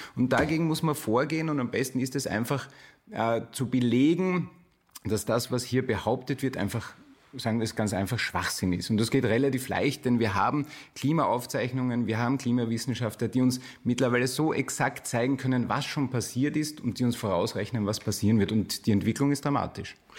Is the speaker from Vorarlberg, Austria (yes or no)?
no; Burgenland, Austria; ich komme aus dem Burgenland